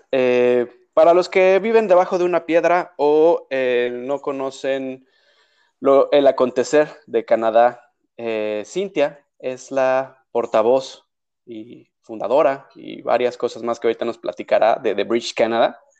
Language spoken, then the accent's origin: Spanish; Mexico City, Mexico; accent: cantadito